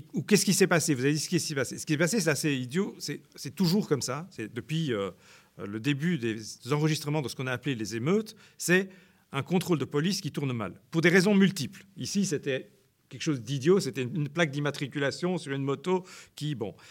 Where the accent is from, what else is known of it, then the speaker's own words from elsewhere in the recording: Brussels, Brussels-Capital Region, Belgium; moi j'ai grandi à Bruxelles